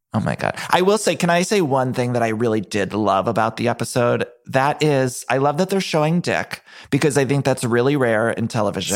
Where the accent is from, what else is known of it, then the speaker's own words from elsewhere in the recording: Ohio, United States; moved away; I'm from Ohio